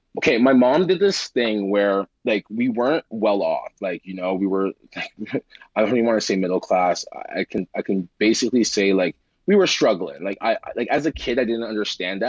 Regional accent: Toronto, Ontario, Canada; I grew up in Wychwood in Toronto

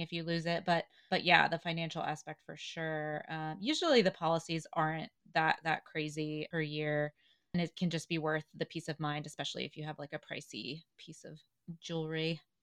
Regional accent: the South, United States; moved away; I grew up in the South

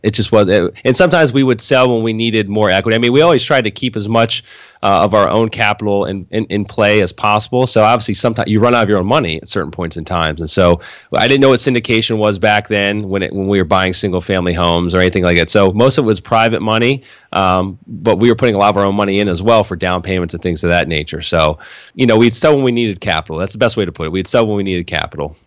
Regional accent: Harrisburg, Pennsylvania, United States; moved away as an adult; now in Florida, United States; I was born and raised in, yeah, Harrisburg

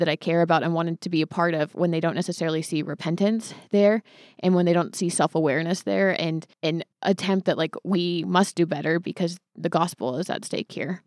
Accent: Hayward, California, United States; I was born in Hayward.

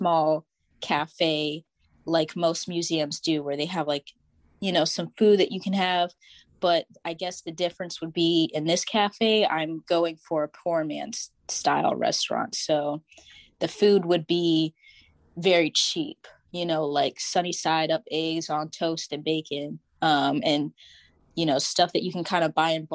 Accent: Tidewater, Virginia, United States; I'm from the Tidewater

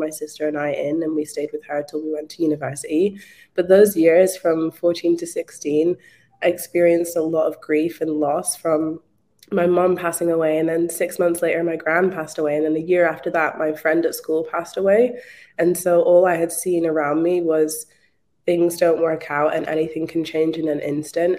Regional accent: Scotland, United Kingdom; moved away as an adult; now in Melbourne, Australia; I'm actually from Scotland, but I moved to Australia in 2016.

